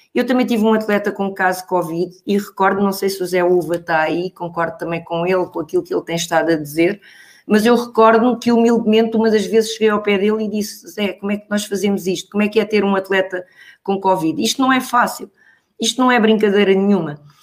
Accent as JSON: {"language": "Portuguese", "town": "Pombal", "region": "Leiria District", "country": "Portugal", "tie": "born or raised there", "moved": "yes", "said": "a minha terra, em Pombal"}